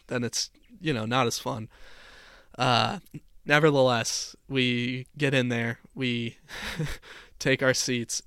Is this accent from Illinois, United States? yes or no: yes; Chicago, Illinois, United States; growing up in Chicago